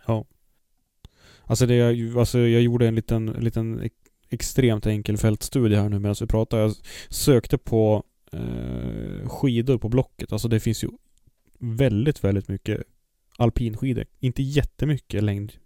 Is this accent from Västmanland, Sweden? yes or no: no; Kramfors, Västernorrland County, Sweden; moved away; när jag bodde i Kramfors och körde. Jag är född i Kramfors